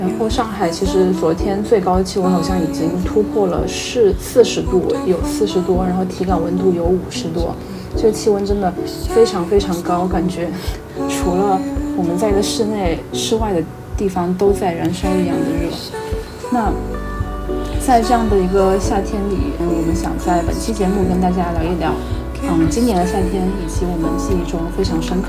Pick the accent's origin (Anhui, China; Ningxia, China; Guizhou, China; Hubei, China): Guizhou, China; 我老家是贵州的嘛，